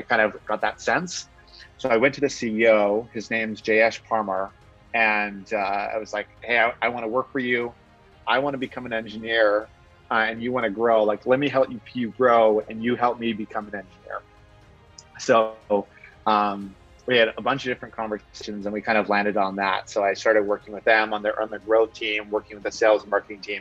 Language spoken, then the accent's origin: English; Victoria, British Columbia, Canada; also born or lived in Vancouver; I'm from Victoria, from BC